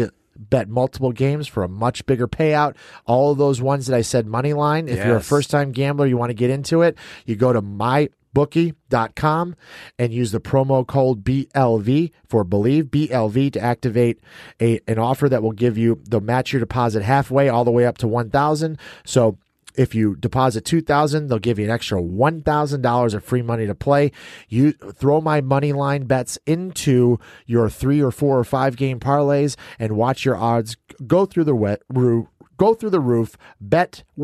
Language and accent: English; Illinois, United States; my hometown team of Illinois